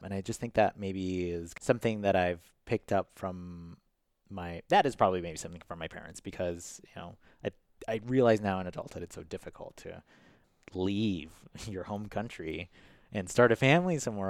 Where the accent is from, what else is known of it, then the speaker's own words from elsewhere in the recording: Chicago, Illinois, United States; And then growing up on the West Side, which is where Logan Square was predominantly Hispanic. So, I mean, my neighbors were Hispanic.